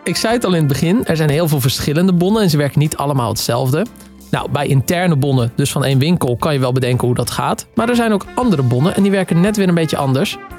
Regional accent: Waddinxveen, South Holland, Netherlands; het prachtige Waddingsveen, waar ik vandaan kom

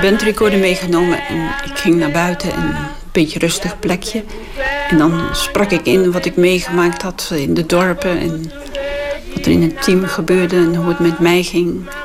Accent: Netherlands; als Nederlander

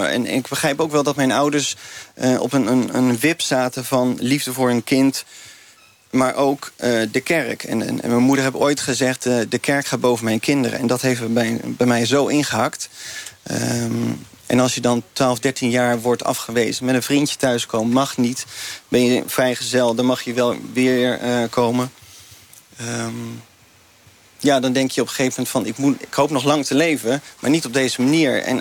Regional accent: 's-Gravenzande, South Holland, Netherlands; vanaf mijn tienerjaren ben ik opgegroeid in de Gifmeerde gemeente in Schravenzanden. Voor die tijd waren mijn ouders een beetje aan het zwerven.

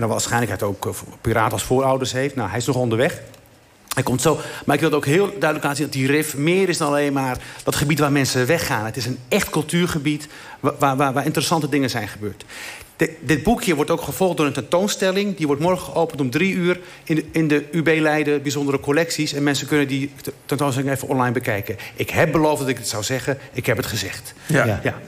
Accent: Igazazen, Morocco; moved away; van waar ik ben, waar ik ben geboren, in het dorpje Igazazen.

